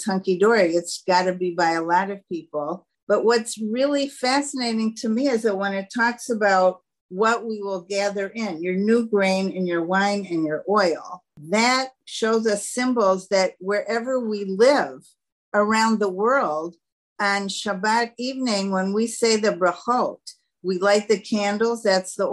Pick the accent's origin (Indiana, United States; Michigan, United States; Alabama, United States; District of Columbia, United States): Michigan, United States; Detroit; moved away as an adult; now in Israel; Growing up in Detroit, it didn't mesh to have snow on Pesach